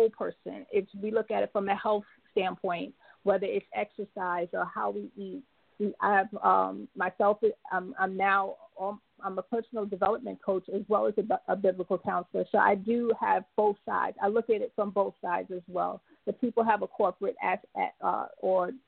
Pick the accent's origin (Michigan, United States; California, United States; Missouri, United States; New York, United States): New York, United States; now in Jacksonville, United States; I'm originally from New York, but I now reside in Jacksonville, Florida.